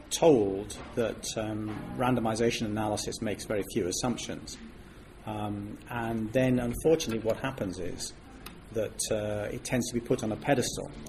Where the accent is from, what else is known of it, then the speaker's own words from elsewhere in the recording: Switzerland; moved away as an adult; now in United Kingdom; Well, I came from Switzerland to Britain to study, and I wanted to study mathematics